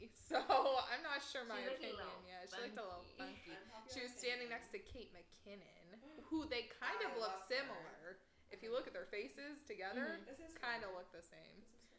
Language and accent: English; Albany, United States; I'm from Albany.